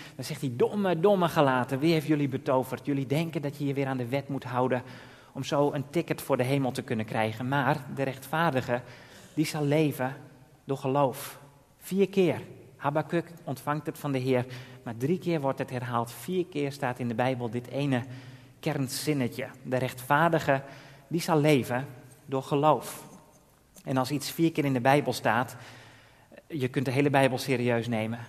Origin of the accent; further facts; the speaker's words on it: Drachten, Friesland, Netherlands; moved away as an adult; also born or lived in Texel / The Hague / Kampen; ik kom uit Drachten. Ben daar geboren en getogen